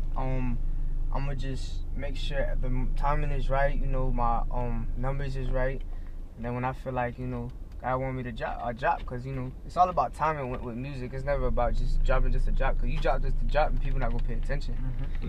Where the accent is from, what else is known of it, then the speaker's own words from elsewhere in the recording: North Lauderdale, Florida, United States; also born or lived in Oakland Park, Florida; I was born at OP Oakland Park, but you know, when I was a jet, I moved straight to North Lauderdale. Uh, was raised there